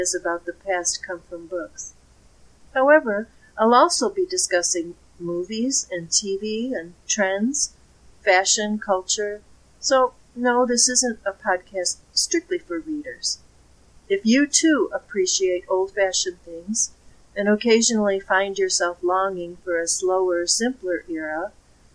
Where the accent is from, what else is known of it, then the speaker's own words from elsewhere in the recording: Chicago, Illinois, United States; accent: Windy City; now in northwestern U.S., United States; I grew up in Illinois, and you could probably hear traces of the Windy City in my accent